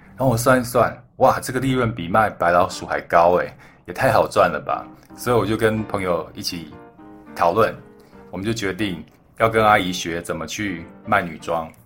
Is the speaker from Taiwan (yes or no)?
yes; Xincheng, Hualien County, Taiwan; also born or lived in Thailand; 我是出生在泰国，然后从泰国搬来台湾的时候呢，我们，我爸妈是，呃，搬到了花莲的新城乡。我不知道你们有没有听过新城乡。它是一个蛮偏僻的一个小乡村。我们社区的旁边呢，就是原住民的部落